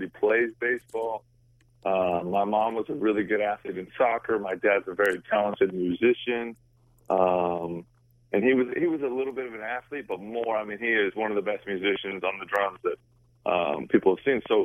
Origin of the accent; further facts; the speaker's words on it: Seattle, Washington, United States; I'm born and raised in Seattle, Washington